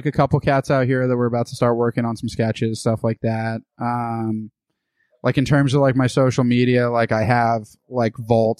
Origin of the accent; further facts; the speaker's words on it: United States; born there; I was born in the United States.